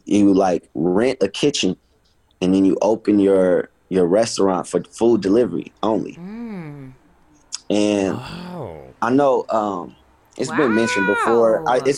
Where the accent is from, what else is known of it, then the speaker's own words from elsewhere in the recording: Los Angeles, California, United States; also born or lived in New Orleans, Louisiana; I'm from